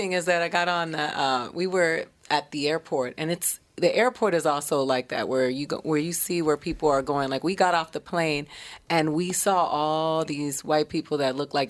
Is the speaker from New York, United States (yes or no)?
no; Miami, Florida, United States; I'm from Florida, Miami, Florida. I have to say that because Miami is a whole different world.